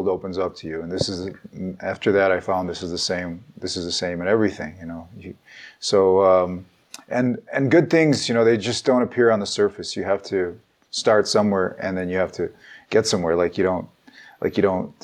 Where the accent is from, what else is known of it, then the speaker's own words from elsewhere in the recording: United States; also born or lived in Ukraine; I started first grade in the United States. I grew up in the American educational system, but I was born in the Soviet Union. So my family came here when I was 7 years old.